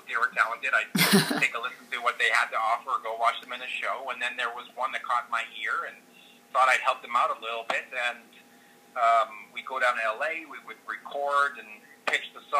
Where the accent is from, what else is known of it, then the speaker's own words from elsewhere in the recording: Montreal, Quebec, Canada; also born or lived in Calgary / New York; now in British Columbia, Canada; I grew up in Montreal and then into Calgary